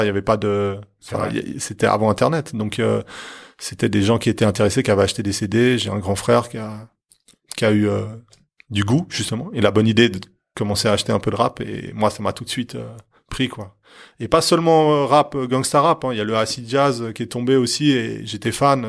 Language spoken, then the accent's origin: French; Lancy, Geneva, Switzerland; also born or lived in Onex; Je suis né à Lancy mais j'ai traîné à Honnay